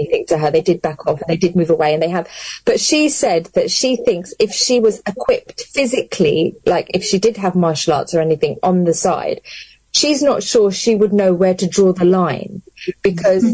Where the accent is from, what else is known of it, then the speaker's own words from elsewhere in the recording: London, United Kingdom; now in Luton, United Kingdom; I grew up born and bred in London and then came to Luton.